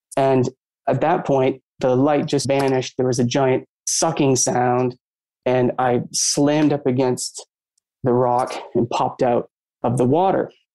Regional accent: Maine, United States; I grew up in Maine, or always around lakes and water

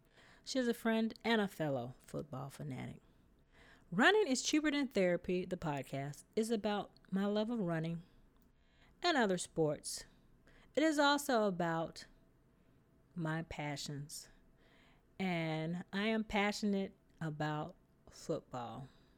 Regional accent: Mississippi, United States; because I grew up in Mississippi, and my grandfather was a diehard Cowboys fan.

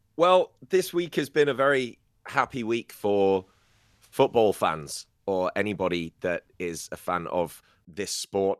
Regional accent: Scarborough, Yorkshire and the Humber, United Kingdom; moved away; in my hometown of Scarborough

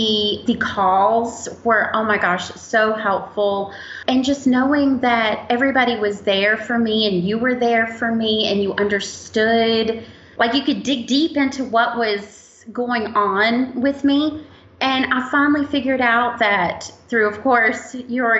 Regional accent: Roanoke, Virginia, United States; I'm from Roanoke, Virginia

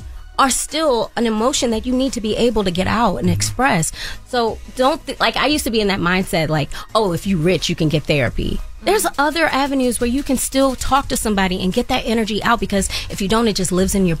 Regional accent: Baltimore, Maryland, United States; I'm from Baltimore, so I was able to catch a train back and forth every weekend in between

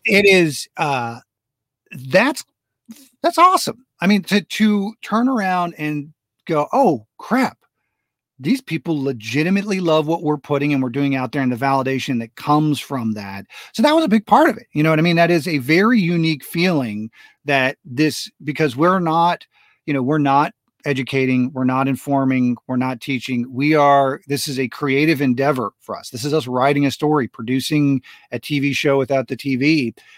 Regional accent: United States; also born or lived in Florida / Texas; I grew up in Florida and Texas

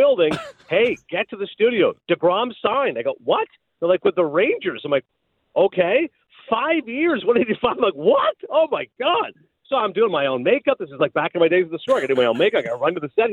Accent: Kingston, Ontario, Canada; also born or lived in Toronto; I grew up in Kingston, Ontario

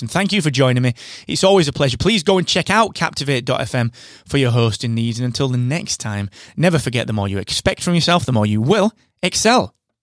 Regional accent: United Kingdom; I'm that British podcast guy

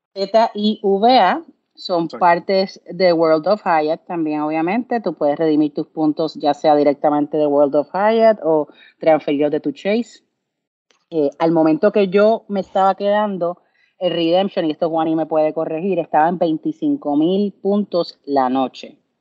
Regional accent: Puerto Rico; de Puerto Rico

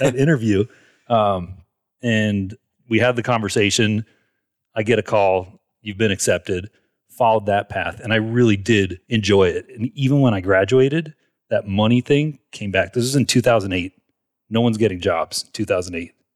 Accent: Marietta, Georgia, United States; I grew up in Atlanta, Georgia, um, Marietta, which is just, it's a suburb north of Atlanta

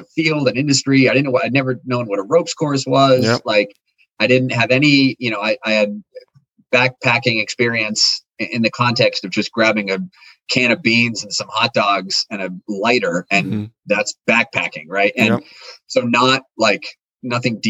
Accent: the Berkshires, Western Massachusetts, United States; I grew up in the Berkshires in Western Massachusetts at the base of Mount Greylock

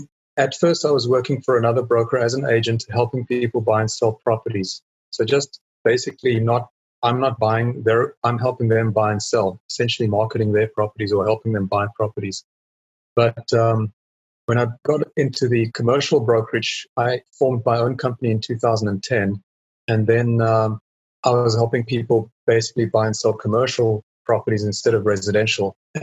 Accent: South Africa; also born or lived in England; now in Texas, United States; Okay. Well … I'm a South African and moved around a lot. Myself and my wife, we moved from South Africa to England, lived there for 10 years, and then moved to the States in 2001 and been there in Texas ever since then.

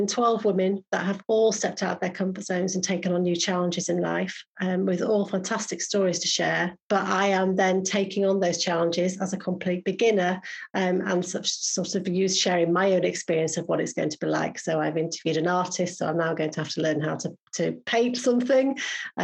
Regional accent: Yorkshire and the Humber, United Kingdom; I am a Yorkshire girl

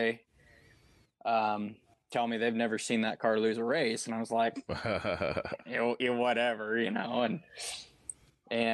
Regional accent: Southwest Iowa, United States; now in Southeast Iowa, United States; I'm originally from Southwest Iowa. I live in Southeast Iowa now

